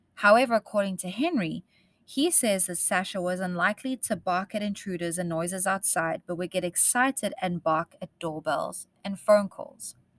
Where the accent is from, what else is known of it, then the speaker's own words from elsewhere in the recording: South Africa; accent: South African; moved away; I am South African and I spent most of my life growing up in the bush